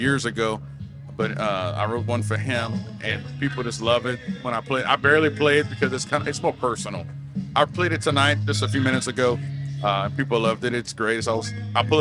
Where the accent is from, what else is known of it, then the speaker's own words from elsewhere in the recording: Carencro, Louisiana, United States; I'm from a small town within Lafayette Parish, Louisiana, called Carncrow. But the community I grew up in was called Vatican